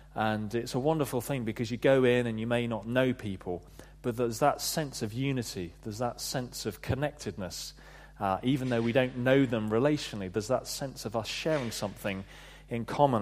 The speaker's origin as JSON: {"language": "English", "area": "Devon", "region": "South West England", "country": "United Kingdom", "tie": "born or raised there", "moved": "as an adult", "said": "I grew up in Devon"}